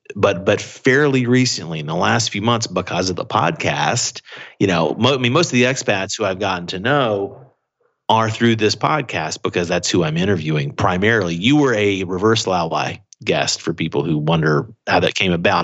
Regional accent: Atlanta, Georgia, United States; moved away as an adult; also born or lived in Anniston, Alabama / Los Angeles; now in Beijing, China; I really grew up half in Atlanta or around that area and then half in this small town in Alabama called Anniston

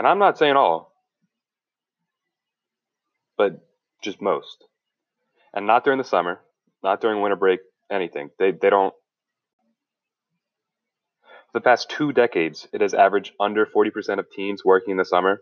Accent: New Jersey, United States; I'm from South Jersey

